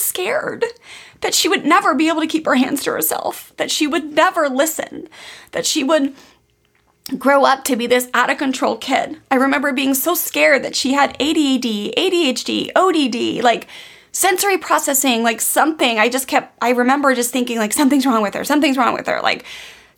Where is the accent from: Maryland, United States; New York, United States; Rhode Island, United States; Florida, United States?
Maryland, United States; moved away; I grew up on the East Coast of the United States in Maryland, where we had snowstorms, we had rain, we had ice